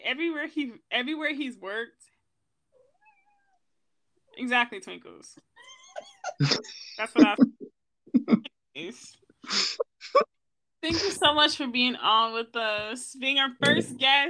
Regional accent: Michigan, United States; we come from Michigan

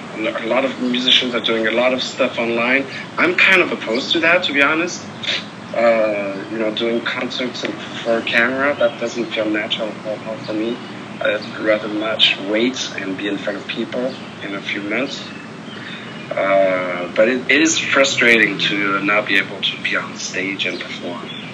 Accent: Paris, Île-de-France, France; I grew up in Paris, France

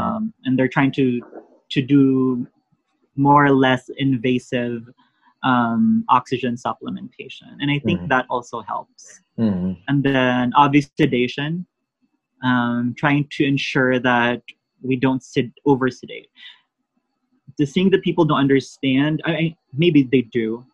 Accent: Philippines; now in United States

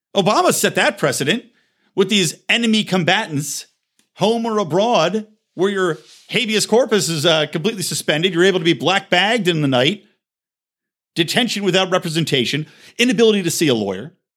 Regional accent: United States; to be an American

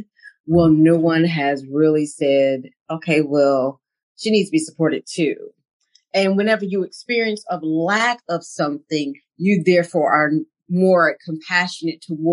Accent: Mount Olive, North Carolina, United States; I'm from Mount Olive, North Carolina

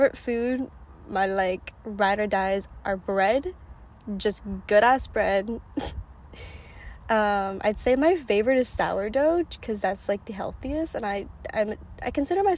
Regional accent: Chicago, Illinois, United States; also born or lived in China; Adopted from China when I was one. Grew up in the US in the suburbs of Chicago

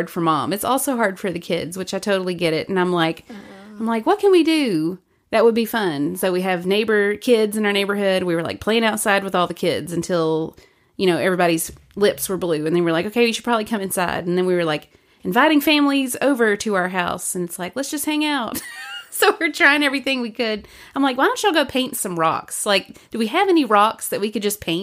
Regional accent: Birmingham, Alabama, United States; moved away; Where I grew up in Birmingham, they don't even have salt trucks.

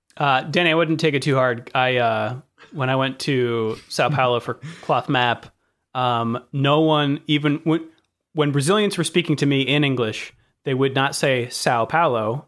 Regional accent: California, United States; accent: American; growing up in California, in, in America

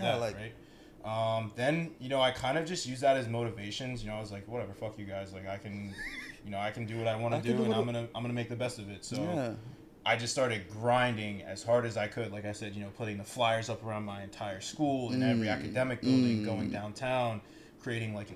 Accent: Pennsylvania, United States; moved away; I'm initially from Pennsylvania, so I grew up ski racing there.

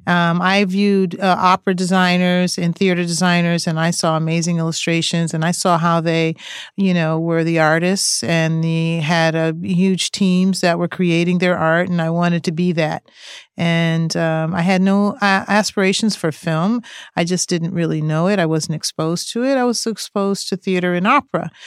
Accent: East Coast, United States; I grew up on the East Coast

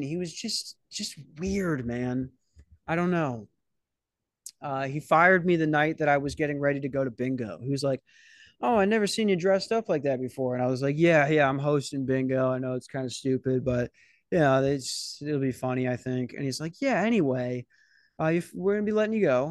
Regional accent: Minnesota, United States; I'm from Minnesota

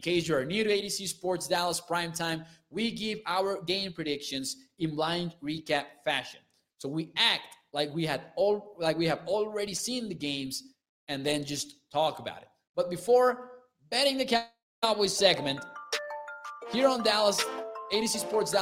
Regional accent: Mexico; I'm from Mexico, so I'm 22 years old

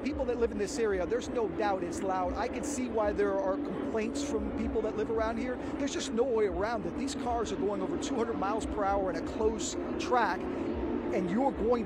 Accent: South Florida, United States; I grew up in South Florida

